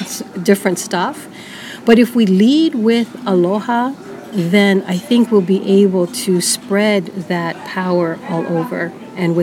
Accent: Honolulu, Hawaii, United States; moved away as an adult; now in Seattle, United States; growing up in Hawaii, we always listen to our kupunas telling stories

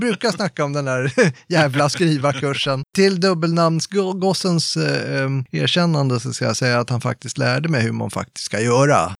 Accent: Tyresö, Stockholm County, Sweden; also born or lived in Gävle; jag kommer från Stockholm, eller egentligen är jag född i Gävle, bor i söder om Stockholm, i ett villaområde

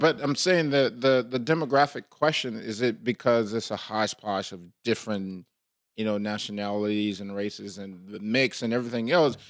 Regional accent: Liberia; now in United States; growing up in, in Liberia

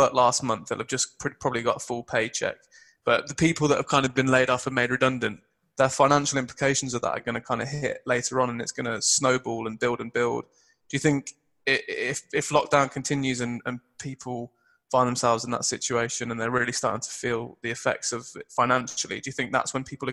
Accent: United Kingdom; us Brits

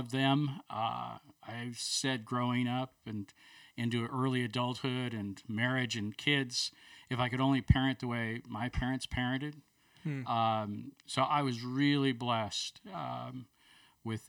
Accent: Buffalo, New York, United States; also born or lived in Chicago area / Toronto / Bloomington, Indiana / Denver area; now in Birmingham, United States; I grew up in Buffalo, New York

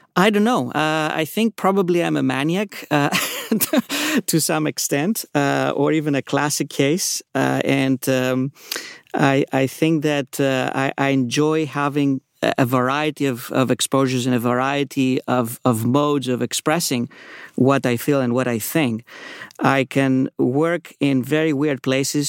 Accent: Athens, Attica, Greece; moved away as an adult; also born or lived in New York; now in California, United States; I was, uh, born in New York, uh, grew up in Athens

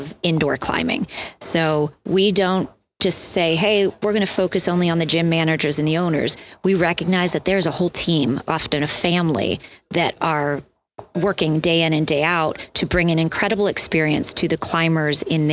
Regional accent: Erie, Pennsylvania, United States; moved away as an adult; also born or lived in Colorado; I grew up in Erie, McConnell's Mills, you know, some great climbs here in the area. And then I moved out to Colorado after college

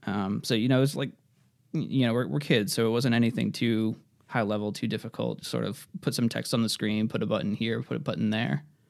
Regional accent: Worcester, Massachusetts, United States; for anyone that knows Massachusetts, I'm from the Worcester area

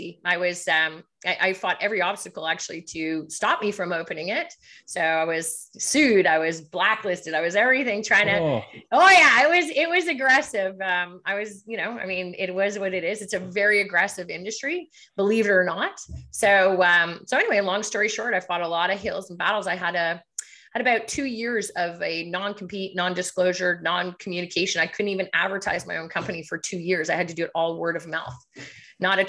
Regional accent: Montreal, Quebec, Canada; now in Ottawa, Canada; I'm from Quebec, so I'm from Montreal, but the business side, I started back in Ottawa

